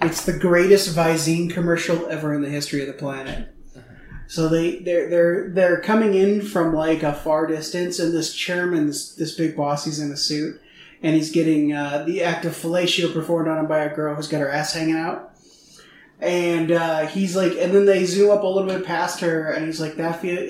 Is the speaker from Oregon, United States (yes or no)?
yes; Eugene, Oregon, United States; moved away; I grew up in Eugene.